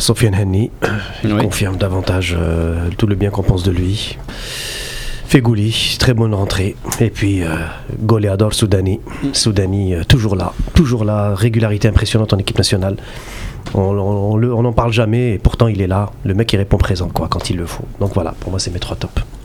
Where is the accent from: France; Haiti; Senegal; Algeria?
Algeria; chez nous en Algérie